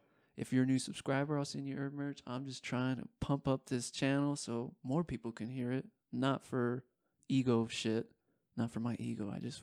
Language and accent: English; United States; As an American